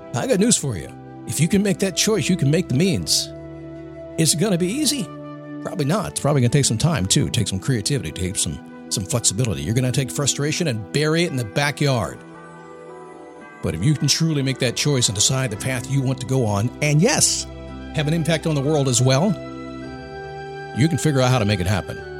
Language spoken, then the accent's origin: English; United States; I'm an American